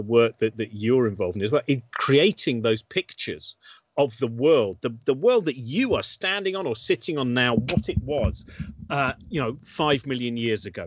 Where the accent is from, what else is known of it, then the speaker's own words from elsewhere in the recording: United Kingdom; I was brought up in the Chilterns